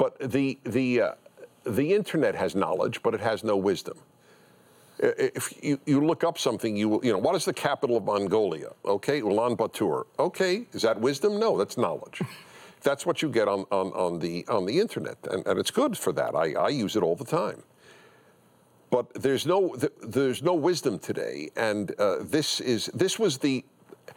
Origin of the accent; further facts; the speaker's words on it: New York City, New York, United States; I grew up in Brooklyn